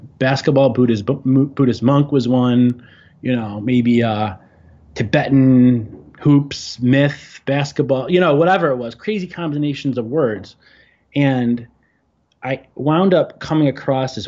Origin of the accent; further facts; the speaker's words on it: Chicago, Illinois, United States; moved away as an adult; now in New York City, United States; I grew up in Chicago, in the north suburbs of Chicago